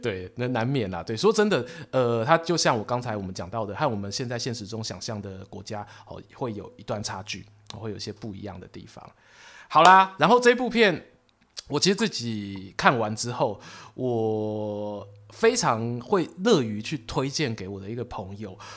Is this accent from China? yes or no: no; Taiwan; 我们台湾人